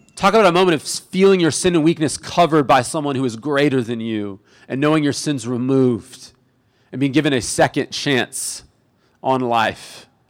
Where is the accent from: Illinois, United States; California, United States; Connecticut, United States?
California, United States; Imperial Beach; I grew up in Imperial Beach